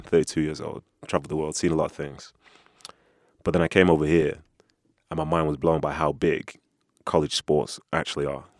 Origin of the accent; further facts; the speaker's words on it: United Kingdom; I'm a Brit